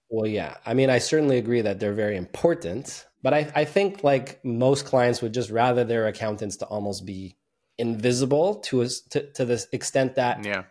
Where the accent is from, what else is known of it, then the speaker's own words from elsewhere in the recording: Montreal, Quebec, Canada; born and raised in Montreal, Canada